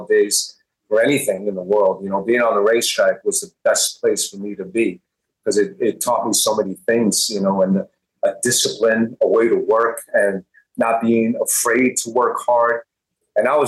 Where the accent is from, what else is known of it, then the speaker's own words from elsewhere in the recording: Hempstead, New York, United States; also born or lived in Bayside, Queens, New York; I was born in, raised my first 7 years in Bayside, Queens, and we moved to Hempstead, Long Island